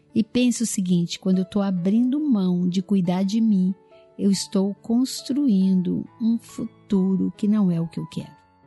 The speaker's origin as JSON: {"language": "Portuguese", "region": "Minas Gerais", "country": "Brazil", "said": "Eu sou mineira"}